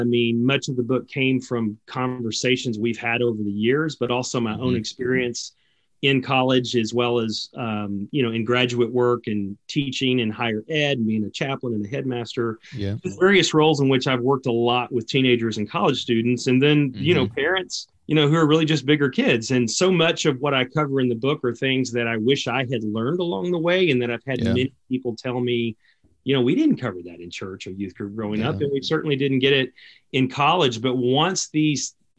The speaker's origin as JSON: {"language": "English", "area": "south of Dallas", "region": "Texas", "country": "United States", "tie": "born or raised there", "also_born_or_lived": "Austin, Texas", "said": "I grew up in Dallas, Texas, actually south of Dallas, in a more of a rural area"}